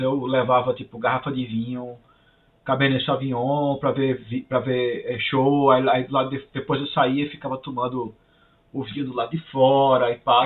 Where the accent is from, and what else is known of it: Brazil; moved away as an adult; now in Canada